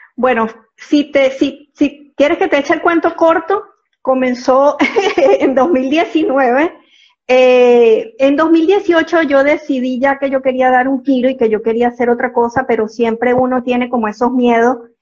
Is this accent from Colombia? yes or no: no; Venezuela; moved away as an adult; now in Panama; soy venezolana, desde hace 15 años vivo aquí en Panamá.